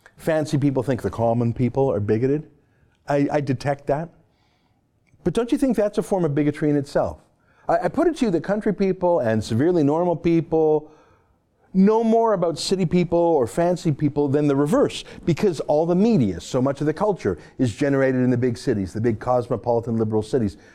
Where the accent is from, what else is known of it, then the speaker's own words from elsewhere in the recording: Canada; I'm a Canadian and because I'm a Jew.